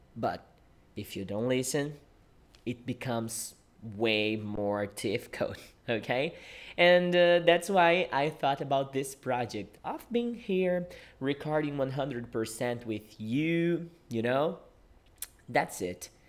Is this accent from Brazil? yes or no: yes; Brazil; English is a second language; I am a Brazilian English teacher. Yeah, I teach English and I live in Brazil